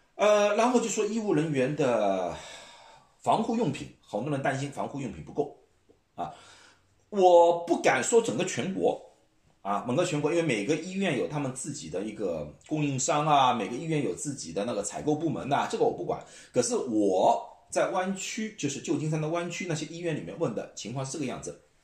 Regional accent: China; now in United States; 我们中国人

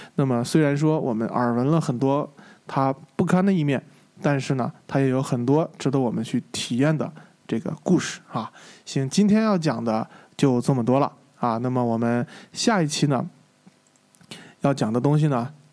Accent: China; 就问你是从哪儿来的？我是从中国。他说 Of course。他说他说没当然了，我当然知道你中国来的。

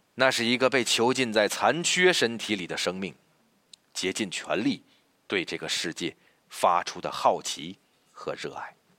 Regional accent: China; 而最让我们中国人民兴奋的

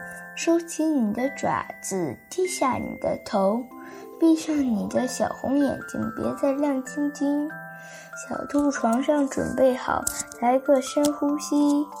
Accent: Tianjin, China; 今年我八岁了。我来自于天津，

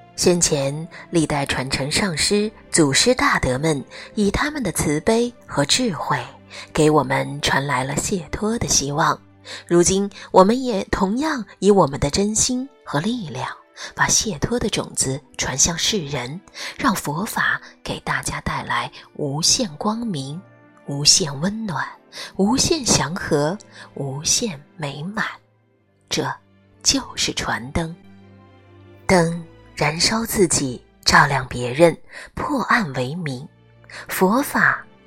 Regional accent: China; 元宵节对我们中国人来说真的是一个温暖而又盛大的节日

